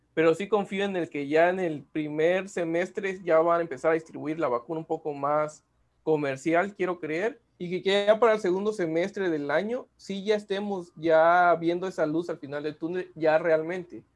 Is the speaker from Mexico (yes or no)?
yes; Mexico